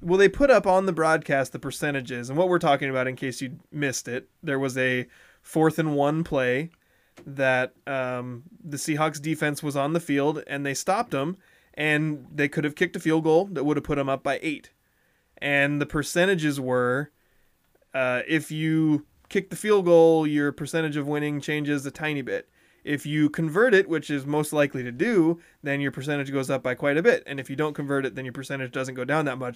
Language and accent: English; Montesano, Washington, United States; I'm from Monty